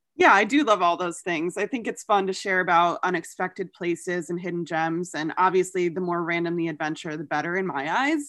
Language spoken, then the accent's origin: English; New York, United States; my home state of New York